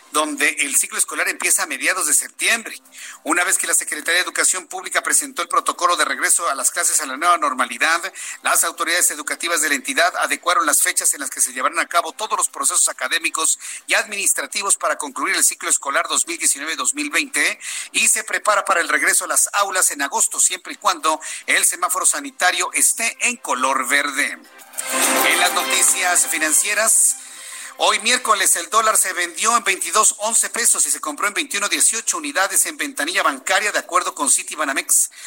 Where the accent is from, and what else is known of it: Mexico